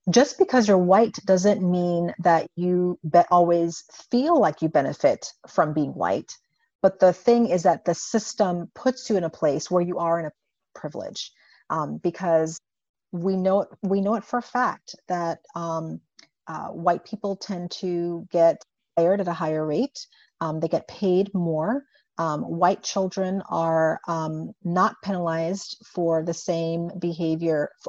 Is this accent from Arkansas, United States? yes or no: no; Indiana, United States; growing up in Indiana, I have to be aware that I'm driving through Klan country when I go back and forth to grad school.